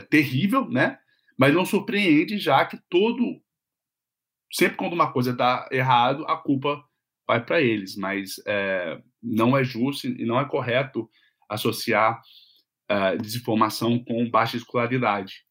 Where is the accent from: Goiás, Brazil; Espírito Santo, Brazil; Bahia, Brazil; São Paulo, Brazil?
Espírito Santo, Brazil; Vitória; now in United States; eu sou de Vitória